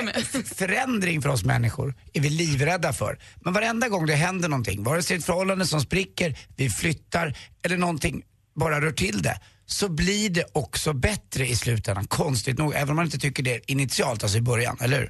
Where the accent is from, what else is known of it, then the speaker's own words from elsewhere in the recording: Stockholm, Stockholm County, Sweden; Jag, jag är uppvuxen på Karlavägen 117